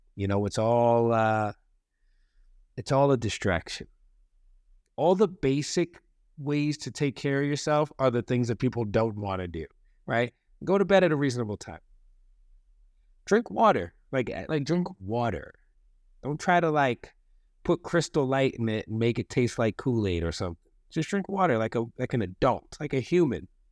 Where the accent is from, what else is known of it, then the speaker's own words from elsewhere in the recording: East Coast, United States; I'm an East Coast boy